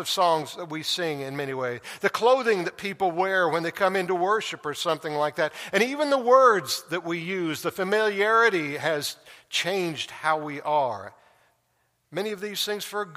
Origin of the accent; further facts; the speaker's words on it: Tulsa, Oklahoma, United States; moved away; my hometown, back to Tulsa, and drive down the street where I grew up